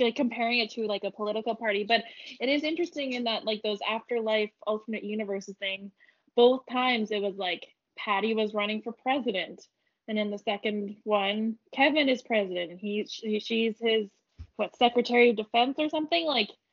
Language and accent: English; Canada; in Canada, just like we're from the whole country.